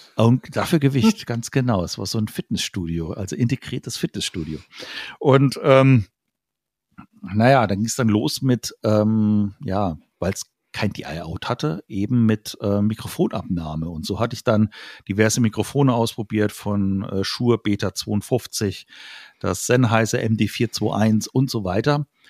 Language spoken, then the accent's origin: German; Idar-Oberstein, Rhineland-Palatinate, Germany; in so einem Jugendraum hier äh, bei uns in Ida Oberstein gespielt